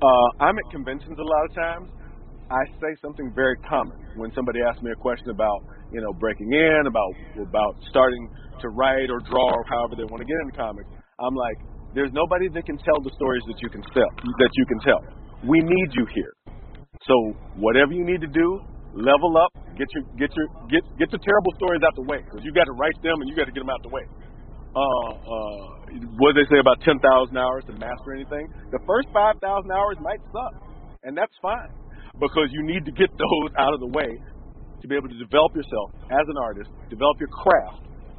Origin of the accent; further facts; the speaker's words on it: Milwaukee, Wisconsin, United States; also born or lived in Chicago / Memphis; because I grew up in Milwaukee and Chicago and Memphis and these kind of what I thought were enormously boring places to be.